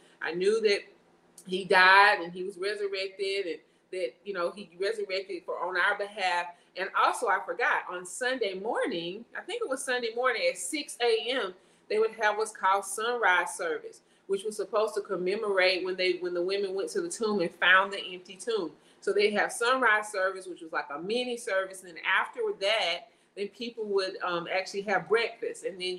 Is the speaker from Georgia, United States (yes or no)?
yes; a small town in Northeast Georgia, United States; I am from Georgia. I'm in the, what do we call it, the South, the Bible Belt, right? I'm from a small town in Northeast Georgia. Was raised Baptist in the Baptist church